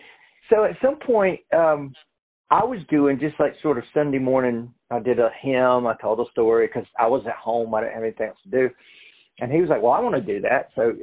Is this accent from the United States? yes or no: yes; Georgia, United States; And Octavia's from Alabama, Tate's from Mississippi, Leslie's from Chattanooga, and I'm from Georgia.